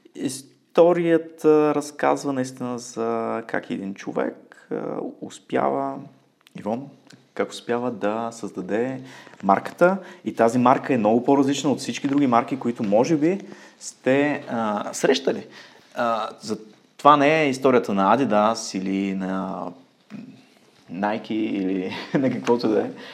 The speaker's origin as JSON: {"language": "Bulgarian", "town": "Ruse", "region": "Ruse Province", "country": "Bulgaria", "tie": "born or raised there", "moved": "as an adult", "lives_now": "Munich, Germany", "said": "в Русе, родния ми град"}